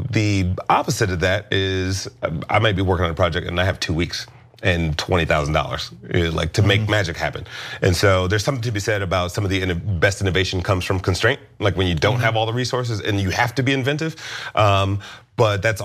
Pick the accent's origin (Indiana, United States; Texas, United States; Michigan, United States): Michigan, United States; Detroit; moved away as an adult; also born or lived in Los Angeles; I grew up in Detroit